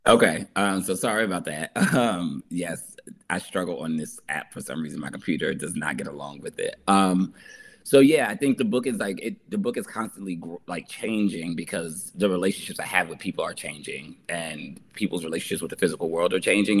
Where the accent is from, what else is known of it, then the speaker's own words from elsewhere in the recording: New Jersey, United States; I'm from New Jersey